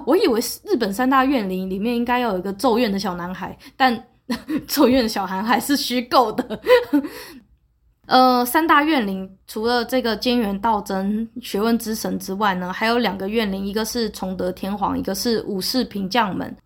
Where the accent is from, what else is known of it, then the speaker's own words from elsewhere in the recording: Taiwan; 对我一个台湾人来说